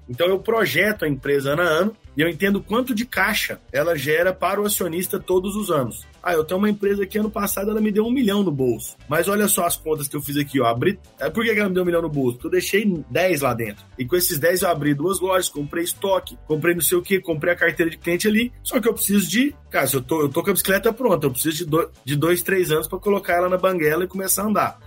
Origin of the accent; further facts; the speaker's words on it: Goiás, Brazil; now in São Paulo, Brazil; sou de Goiás